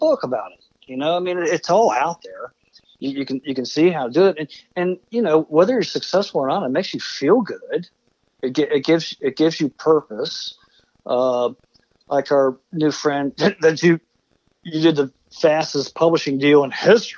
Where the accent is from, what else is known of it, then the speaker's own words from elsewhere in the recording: Martinsburg, West Virginia, United States; my hometown of Martinsburg. Actually, I'm Pikeside, right outside of Martinsburg